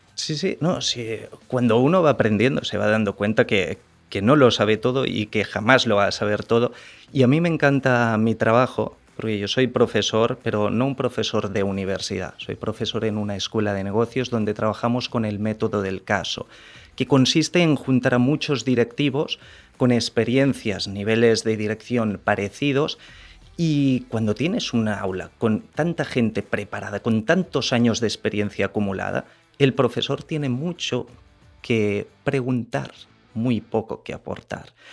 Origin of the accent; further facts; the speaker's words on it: Barcelona, Catalonia, Spain; moved away as an adult; now in Dominican Republic; Yo soy de Barcelona, hace seis años y medio que estoy aquí en el país